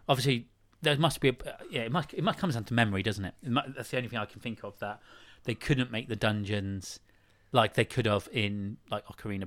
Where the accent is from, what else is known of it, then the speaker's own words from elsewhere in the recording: Praa Sands, South West England, United Kingdom; growing up in Prahl Sands in Cornwall